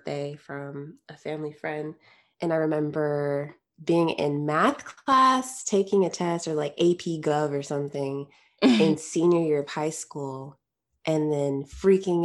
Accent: Connecticut, United States; I grew up in Connecticut

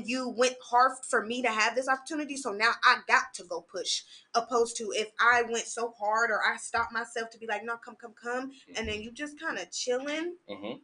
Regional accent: Sacramento, California, United States; moved away as an adult; now in Los Angeles, United States; I'm a Sacramento baby

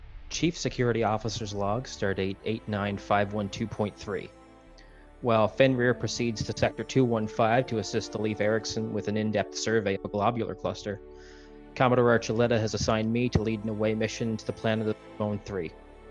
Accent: Eastern Canada, Canada; I'm from Eastern Canada

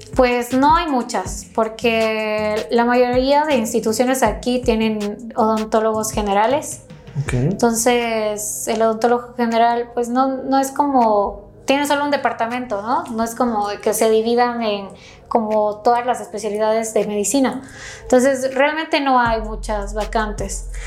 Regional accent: Quito, Pichincha, Ecuador; moved away as an adult; now in Mexico; Soy originaria de Ecuador, de Quito, Ecuador, de la capital

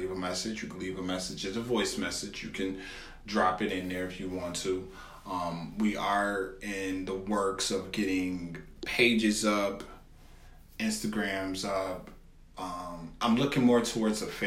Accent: Buffalo, New York, United States; I'm from Buffalo

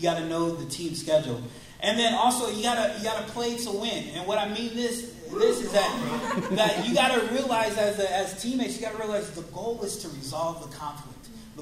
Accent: Seattle, Washington, United States; we are from Seattle

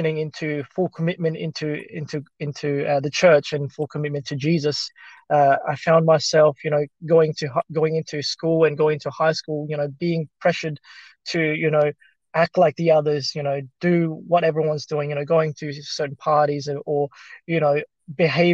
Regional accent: Australia; English is a second language; also born or lived in Philippines; growing up in Australia

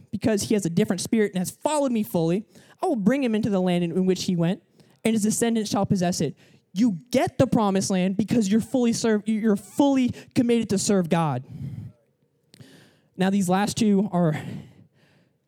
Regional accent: Atlanta, Georgia, United States; moved away as an adult; now in Florida, United States; I moved to Florida, like, 2 years ago. I'm from Atlanta.

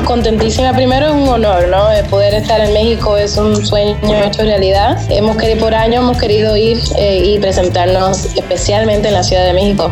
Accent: Puerto Rico; now in New York, United States; yo me crié en Puerto Rico

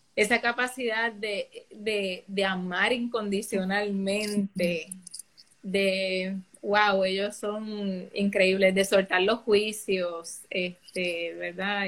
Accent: San Lorenzo, Puerto Rico; soy samaritana, soy natural de San Lorenzo

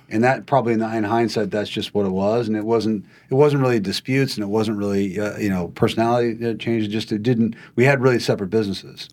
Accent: Montana, United States; moved away as an adult; also born or lived in Oregon / California; I, I grew up in Montana and, uh, Uh, a conventional way to grow up, if you're in Montana, you know, grew up on, on a, on a ranch.

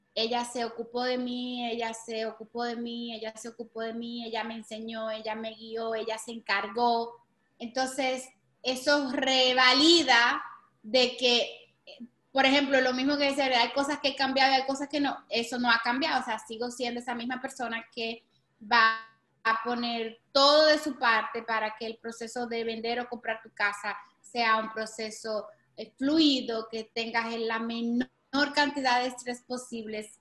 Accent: Santo Domingo, Distrito Nacional, Dominican Republic; moved away as an adult; now in Miami, United States; nací en una familia bien humilde en Santo Domingo

